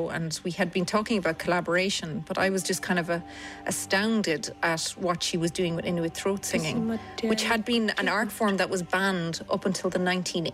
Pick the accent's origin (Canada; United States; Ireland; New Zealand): Ireland; Cork, Munster; I grew up in Mayfield and Cork